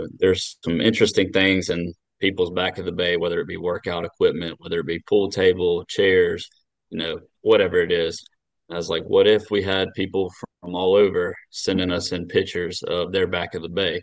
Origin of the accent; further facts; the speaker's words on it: Loganville, Georgia, United States; I'm from Loganville, Georgia, which is basically 20 minutes from Athens